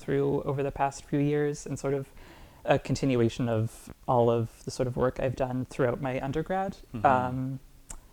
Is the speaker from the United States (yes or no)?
no; Moncton, New Brunswick, Canada; I grew up in Moncton, New Brunswick